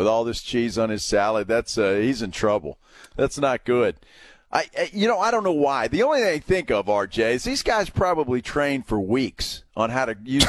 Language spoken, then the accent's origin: English; Alice, Texas, United States; that's my hometown